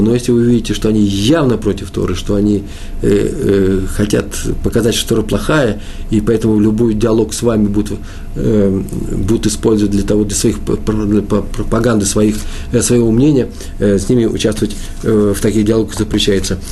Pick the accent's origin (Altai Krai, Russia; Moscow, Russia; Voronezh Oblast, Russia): Moscow, Russia; Я москвич